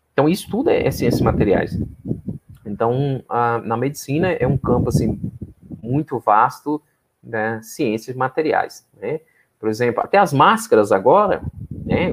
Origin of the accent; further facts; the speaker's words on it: interior of Minas Gerais, Brazil; moved away as an adult; also born or lived in Paraná; eu sou do interior de Minas, né? então eu sou de uma cidade de 25 mil habitantes, né? É, é, uma cidade que fica às margens do Rio São Francisco.